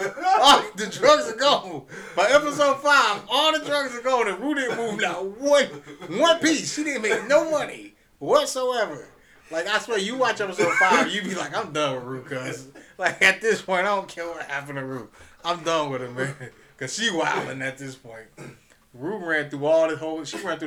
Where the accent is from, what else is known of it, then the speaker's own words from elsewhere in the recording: Georgia, United States; because we're from Georgia, and we're from the South